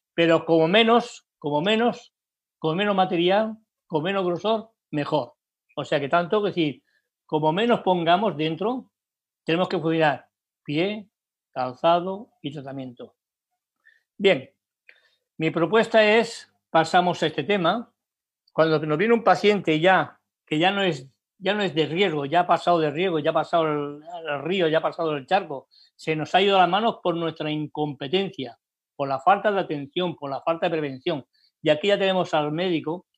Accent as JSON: {"language": "Spanish", "town": "Barcelona", "region": "Catalonia", "country": "Spain", "said": "en España, en mi país, Barcelona"}